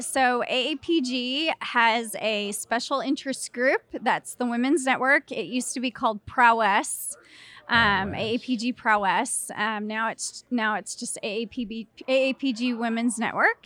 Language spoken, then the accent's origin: English; Clyde, Texas, United States; Originally from Clyde, Texas